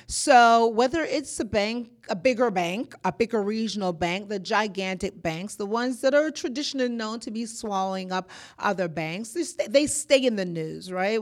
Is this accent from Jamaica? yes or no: yes; Jamaica; moved away as an adult; also born or lived in Boston; now in Georgia, United States; I'm born in Jamaica. I am Jamaican by birth and descent. I moved to Boston